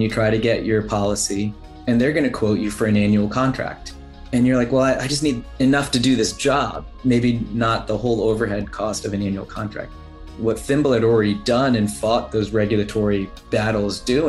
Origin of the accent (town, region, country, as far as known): New Jersey, United States; born or raised there; also born or lived in Wembley, London, United Kingdom